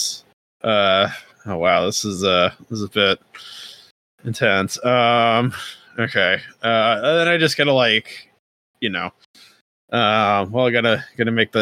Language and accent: English; Midwest, United States; us Midwesterners